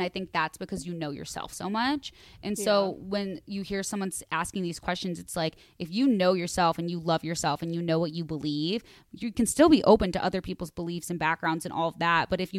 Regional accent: California, United States; So I'm 24 years old and still living in the town that I was born in California. I went to every school in this town from preschool to college.

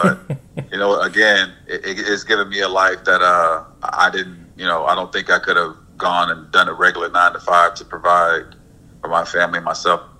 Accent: Mississippi, United States; I grew up in Mississippi amongst a lot of gifted family members.

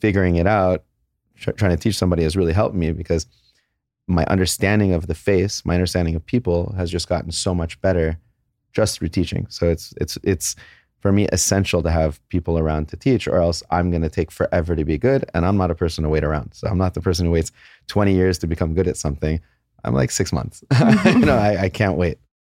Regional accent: San Jose, California, United States; also born or lived in Los Angeles; I was born in San Jose. My parents were born in Iran, and they moved away in, like, nineteen seventy. San Jose was fantastic. We moved to L A when we were about twelve years old

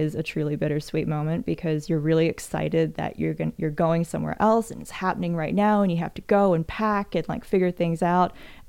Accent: New Zealand; also born or lived in Canada; now in United States; So I'm an expat living in the United States. I'm from New Zealand by way of Canada.

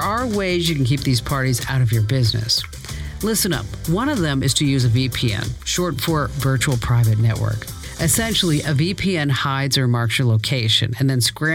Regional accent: Phoenix, Arizona, United States; my hometown, yes, another honor for Arizona. You ready for it? Phoenix Sky Harbor

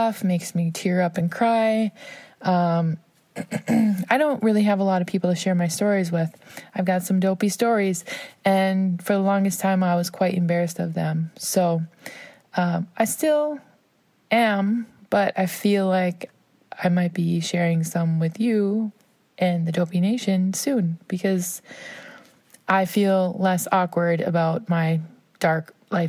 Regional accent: Minnesota, United States; I'm from Minnesota

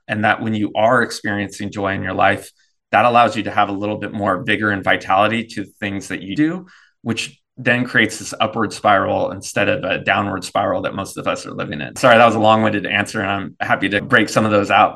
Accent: Davis, California, United States; moved away as an adult; now in North Carolina, United States; we grew up in Davis

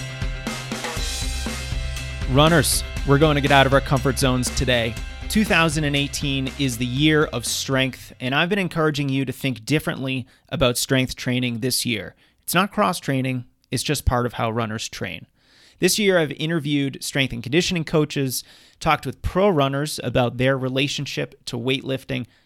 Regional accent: Massachusetts, United States; Massachusetts, my home state

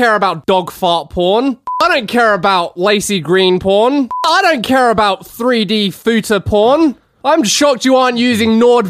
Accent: England, United Kingdom; as an Englishman, it's very helpful to me.

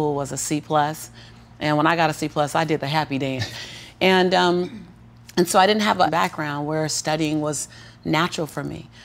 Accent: Los Angeles, California, United States; born and raised in South Central

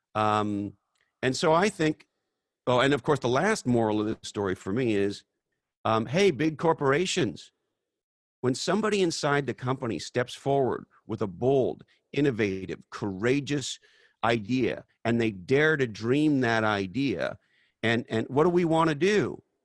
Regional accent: Canada; now in United States; I was born in Canada

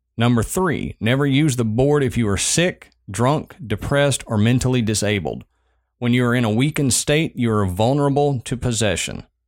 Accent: Southern United States, United States; accent: Southern

